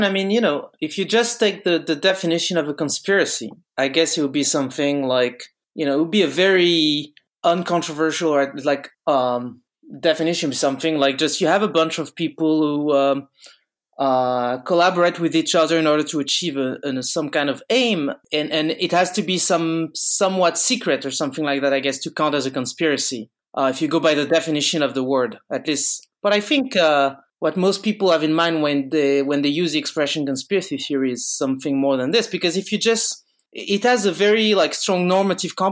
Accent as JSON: {"language": "English", "town": "Bordeaux", "region": "Nouvelle-Aquitaine", "country": "France", "moved": "yes", "lives_now": "Paris, France"}